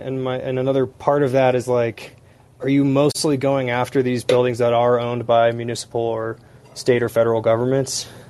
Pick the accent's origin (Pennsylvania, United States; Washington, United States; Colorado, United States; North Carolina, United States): Washington, United States; Seattle; moved away; I'm not living in the U.S. right now, but I'm from Seattle